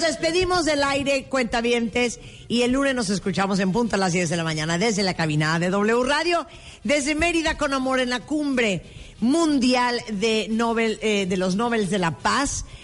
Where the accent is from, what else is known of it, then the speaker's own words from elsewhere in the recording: Nicaragua; moved away; yo nací en Nicaragua